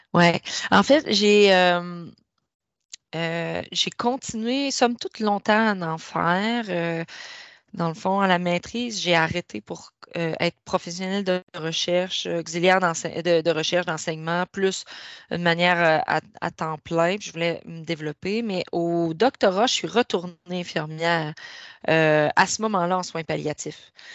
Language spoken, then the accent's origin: French; Rivière-au-Renard, Quebec, Canada; moved away; je suis native de la Gaspésie, d'un petit village qui s'appelle Rivière-au-Renard